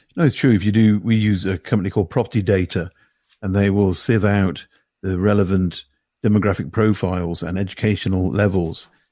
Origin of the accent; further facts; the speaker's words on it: Denby Dale, Yorkshire and the Humber, United Kingdom; moved away; I was originally from Denby Dale, which is in West Yorkshire, between Wakefield and Huddersfield.